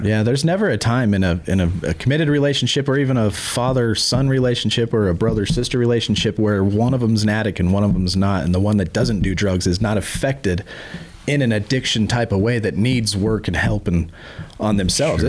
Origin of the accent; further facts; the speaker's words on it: Ogden, Utah, United States; I was born here in Ogden, Utah, uh, 1979.